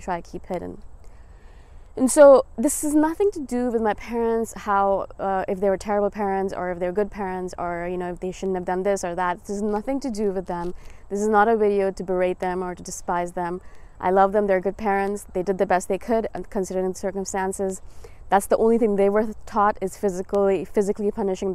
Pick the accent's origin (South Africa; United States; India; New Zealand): India; moved away; I am from India originally. I was born there. My parents are Indian